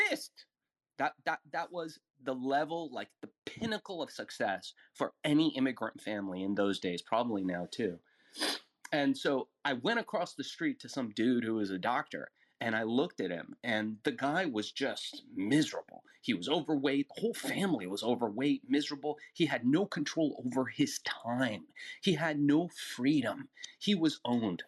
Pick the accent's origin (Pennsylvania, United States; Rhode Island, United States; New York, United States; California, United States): California, United States; Los Angeles; English is a second language; also born or lived in Iran; as I grew up in Los Angeles, I noticed all this wealth growing all around me